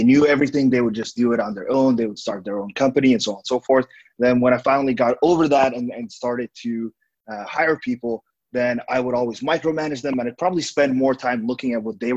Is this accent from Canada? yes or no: no; Estonia; now in Vietnam; I'm originally from Estonia, currently living in Vietnam